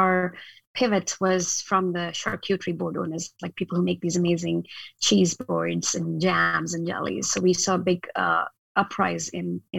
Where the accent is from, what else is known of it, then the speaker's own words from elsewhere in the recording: northern India, India; moved away as an adult; also born or lived in Ohio, United States; now in Portland, United States; I actually was born in, and I grew up in India, in the very north part of India